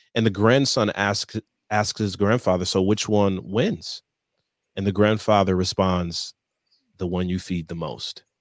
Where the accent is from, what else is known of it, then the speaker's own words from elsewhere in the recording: Michigan, United States; moved away; born and raised in Michigan on the eastern side of the state